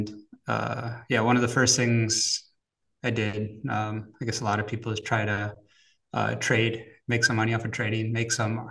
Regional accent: Wisconsin, United States; moved away as an adult; now in Zurich, Switzerland; I'm actually originally from America, grew up in Wisconsin

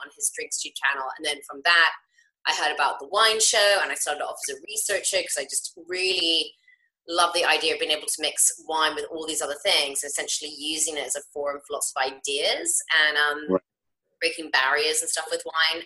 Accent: England, United Kingdom; moved away as an adult; now in United States; having always, like, grown up in England, and even though I'm half American, my mum's American

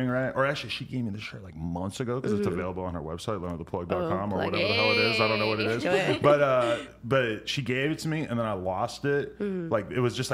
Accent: New Hampshire, United States; I'm from New Hampshire

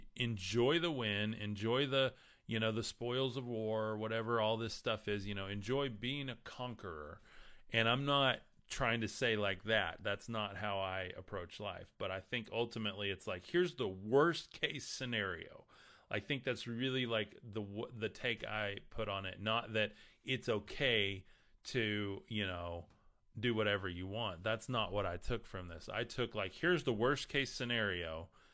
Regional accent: West Texas, United States; I'm from West Texas, so forgive me on how I pronounce anything from Jesus to Krishna to whatever. Um, that's just how I talk

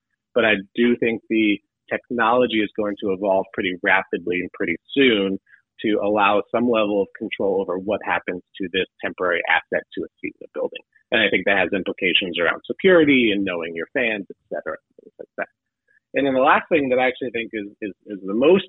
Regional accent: Detroit, Michigan, United States; I'm from Detroit, Michigan.

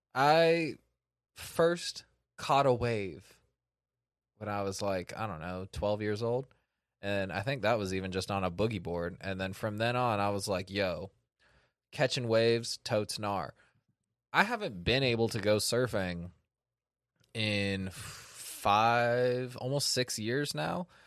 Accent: Sacramento, California, United States; born or raised there

